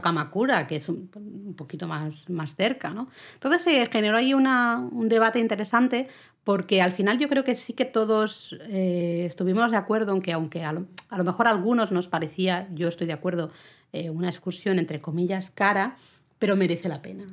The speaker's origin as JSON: {"language": "Spanish", "region": "Catalonia", "country": "Spain", "said": "Yo soy catalana"}